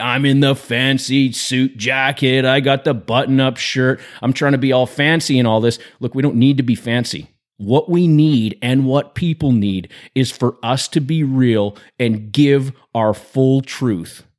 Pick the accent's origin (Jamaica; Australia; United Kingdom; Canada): Canada; British Columbia; I grew up in British Columbia, Canada, and in the school system in B C